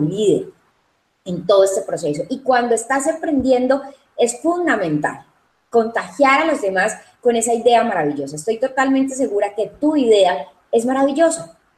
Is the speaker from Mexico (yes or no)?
no; Cali, Valle del Cauca, Colombia; also born or lived in Medellín, Colombia; realmente nací en la ciudad de Medellín, soy paisa, lo llevo en la sangre, pero Cali es la ciudad que me acogió desde muy pequeña